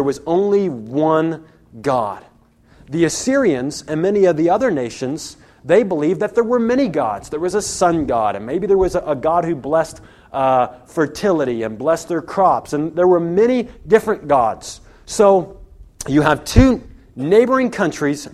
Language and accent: English; United States; I'm an American, and I'm a Christian